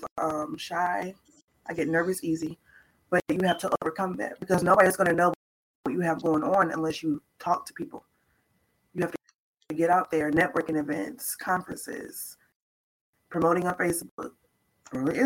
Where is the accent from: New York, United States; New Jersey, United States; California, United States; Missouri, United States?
Missouri, United States; St. Louis; I'm from St. Louis, Missouri.